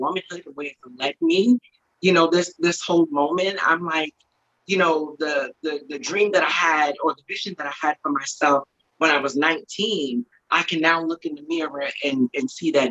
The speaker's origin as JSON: {"language": "English", "area": "Eastern Long Island", "region": "New York", "country": "United States", "also_born_or_lived": "Bronx, New York", "said": "I'm from Eastern Long Island."}